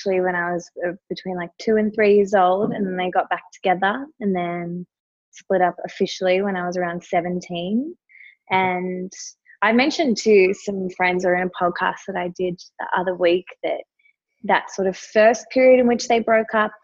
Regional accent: Melbourne, Victoria, Australia; I grew up in Melbourne

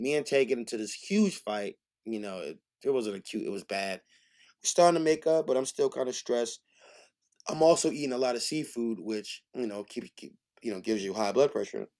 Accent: New York City, New York, United States; I'm from Frockaway, Queens, I'm from the hood

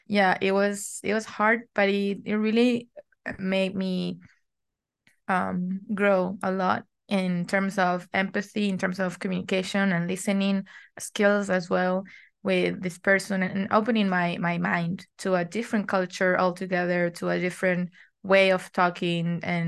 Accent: Argentina; I'm from Argentina. I'm 25 years old and I'm still in college

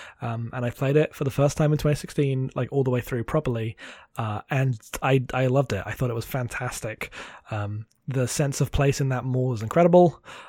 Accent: United Kingdom; I'm British.

